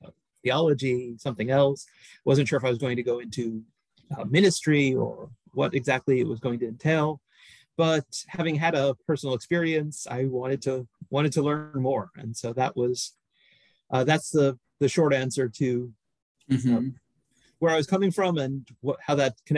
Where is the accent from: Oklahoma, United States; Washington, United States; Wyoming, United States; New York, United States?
New York, United States; New York City; I grew up in New York City, was brought up in the Catholic Church